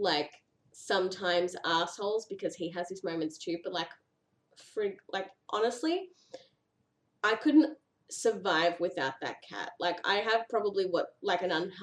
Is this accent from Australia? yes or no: yes; Australia; accent: Australian; also born or lived in Victoria, Australia; And in case you couldn't tell, I'm from Australia. So that's where the whiny nasally accent comes from.